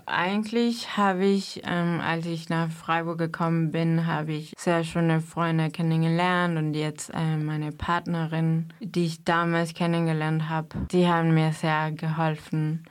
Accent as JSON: {"language": "German", "country": "Mexico", "second_language": "German", "moved": "as an adult", "lives_now": "Germany", "said": "Ich komme aus Mexiko und bin seit sechs Jahren in Deutschland"}